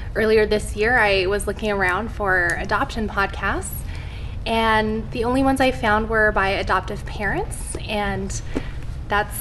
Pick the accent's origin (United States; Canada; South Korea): Canada; I'm Canadian